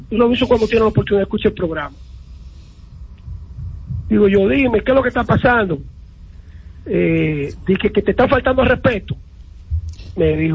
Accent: San Pedro de Macorís, Dominican Republic; todo el mundo sabe que yo nací aquí en San Pedro, me crié en San Pedro, soy de San Pedro, soy de las estrellas

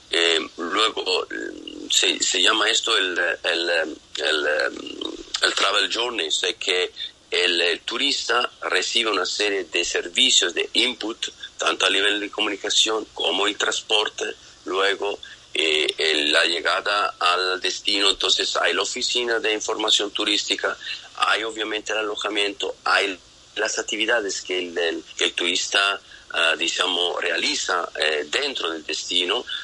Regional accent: Italy; Eso es un tema que nosotros latinos, yo soy italiano, todavía no lo tenemos oh, em, trabajado mucho

